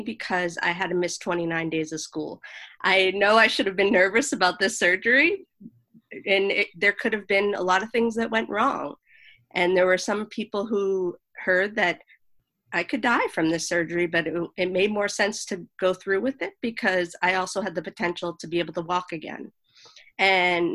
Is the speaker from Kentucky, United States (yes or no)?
no; Boston, Massachusetts, United States; moved away; also born or lived in Los Angeles / New York City; I was born in Boston.